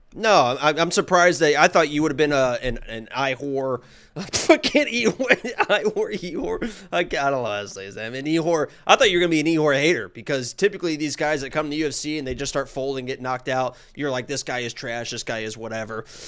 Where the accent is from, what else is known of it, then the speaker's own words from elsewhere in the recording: Nashville, Indiana, United States; moved away; where I grew up, where I lived on a lake